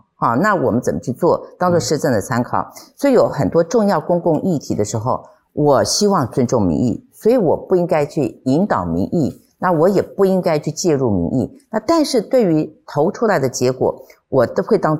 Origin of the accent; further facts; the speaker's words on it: Taichung, Taiwan; 那我因为我是台中人，那台中就是我的家，那台中市民就是我的家人